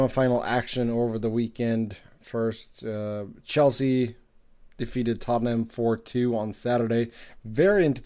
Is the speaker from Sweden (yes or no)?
yes; Sweden; now in Cincinnati, United States; I grew up in Sweden